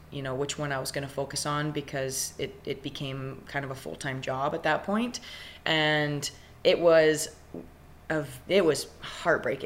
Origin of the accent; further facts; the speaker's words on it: Ryley, Alberta, Canada; I grew up in Riley, Alberta. It's a town of between 400 and 500, about 45 minutes to an hour east of Edmonton